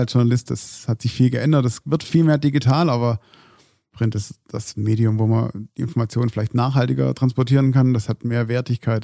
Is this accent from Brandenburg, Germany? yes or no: no; Stuttgart, Baden-Württemberg, Germany; ich komme natürlich aus dem Großraum Stuttgart